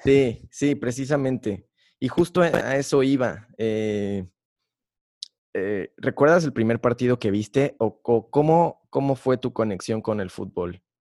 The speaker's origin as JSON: {"language": "Spanish", "country": "Mexico", "said": "como todo mexicano"}